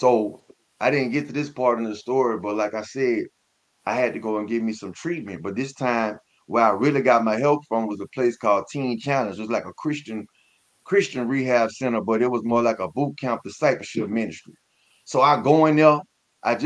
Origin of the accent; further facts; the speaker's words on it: Baton Rouge, Louisiana, United States; I'm from Baton Rouge, Louisiana